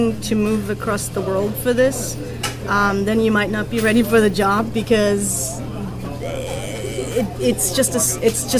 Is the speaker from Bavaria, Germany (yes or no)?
yes; Burghausen, Bavaria, Germany; now in Los Angeles, United States; Burghausen in Germany, which is my hometown of 20,000 people.